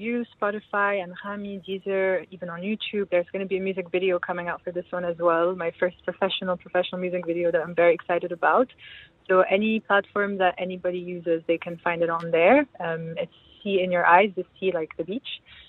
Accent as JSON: {"language": "English", "country": "Lebanon", "said": "I'm Lebanese. Yeah."}